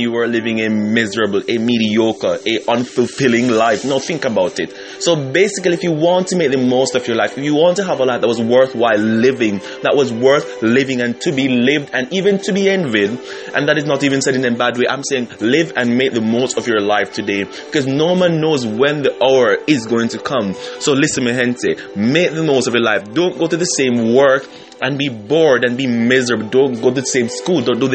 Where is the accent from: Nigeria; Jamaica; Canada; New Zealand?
Jamaica; moved away; my home country in Jamaica